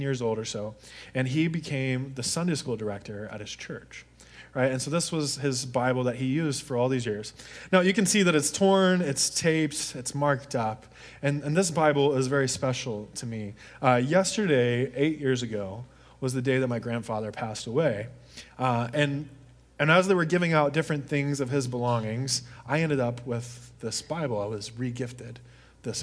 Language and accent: English; Deep South, United States; I grew up in the Deep South where hunting is a really, really big thing.